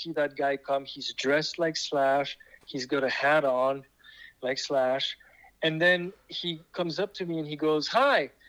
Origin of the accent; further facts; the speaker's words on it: Switzerland; accent: French; first language French; English is a second language; now in Los Angeles, United States; I'm from Switzerland.